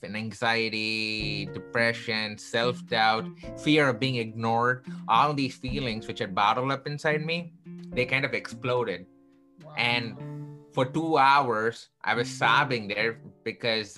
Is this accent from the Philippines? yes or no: no; Chennai, Tamil Nadu, India; born or raised there; now in Chicago, United States